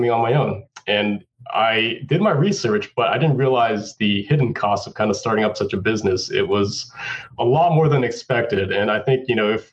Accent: Hawaii, United States; moved away as an adult; also born or lived in Boston / California; I'm from Hawaii

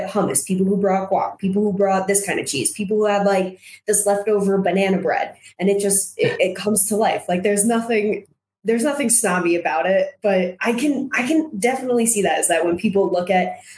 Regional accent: New Jersey, United States; born or raised there; moved away as an adult; now in Park City, United States

